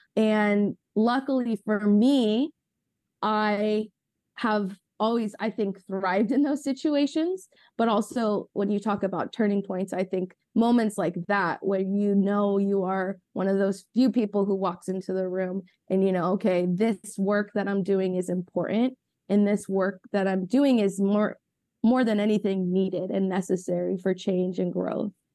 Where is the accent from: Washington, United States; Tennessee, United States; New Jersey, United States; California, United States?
California, United States; Ventura County; I grew up in Ventura County